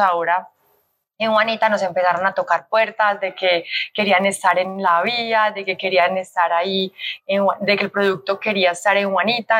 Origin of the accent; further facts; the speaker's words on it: Colombia; also born or lived in Australia; en Colombia está mi empresa, mi familia, mis amigos, mi gente, mi tierra